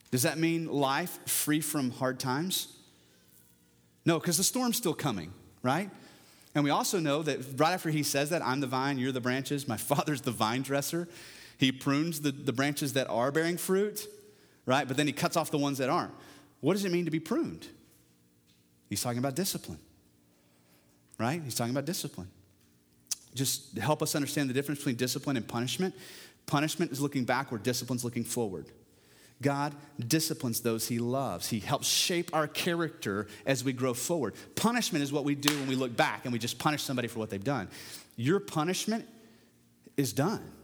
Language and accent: English; Parker County, Texas, United States; I come from Parker County and peach trees are still a thing, but even back then, you know, when I was thirteen